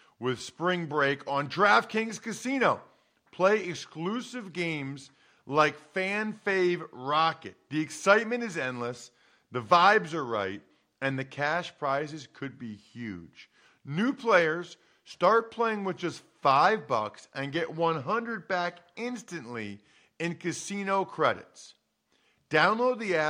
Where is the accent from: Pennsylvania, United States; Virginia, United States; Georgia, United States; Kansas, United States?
Pennsylvania, United States; Reading; I grew up in Reading, an hour west of Philly